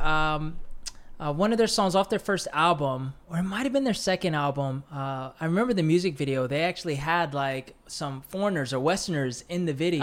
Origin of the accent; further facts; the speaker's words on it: United States; living and growing up in the States